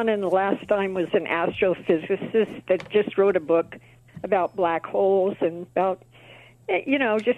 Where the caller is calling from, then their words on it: Yermo, California, United States; No, uh, Yermo, California, which is uh, near Barstow.